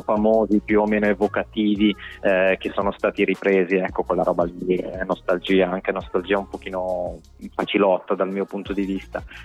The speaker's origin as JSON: {"language": "Italian", "town": "Domodossola", "region": "Piedmont", "country": "Italy", "moved": "as an adult", "lives_now": "Milan, Italy", "said": "per quanto amassi la mia terra, sono un appassionato di montagna, per cui amo Domodossola"}